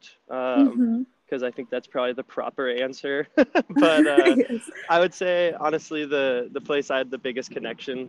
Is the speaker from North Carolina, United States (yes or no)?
no; Montana, United States; growing up in Montana